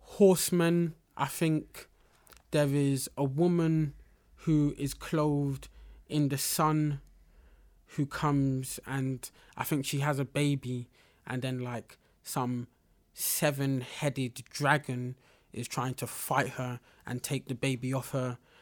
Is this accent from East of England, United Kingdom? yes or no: no; London, United Kingdom; growing up in Black parts of London